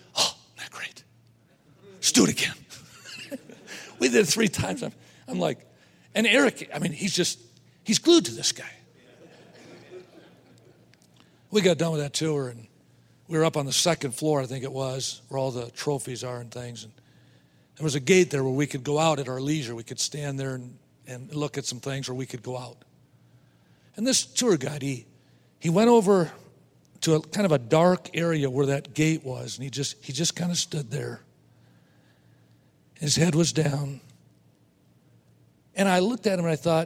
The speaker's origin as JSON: {"language": "English", "region": "Wisconsin", "country": "United States", "tie": "born or raised there", "said": "I was raised in Wisconsin, so I've been a Green Bay Packer fan all my life"}